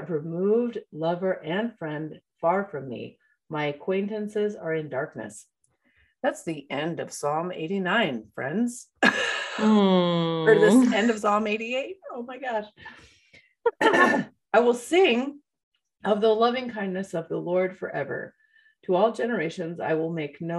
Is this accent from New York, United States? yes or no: yes; upstate New York, United States; also born or lived in Georgia, United States; I moved from Georgia to upstate New York